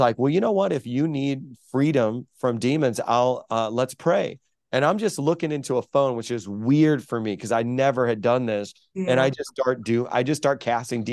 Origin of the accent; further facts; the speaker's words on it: Chicago, Illinois, United States; now in New York, United States; I was raised in South Chicago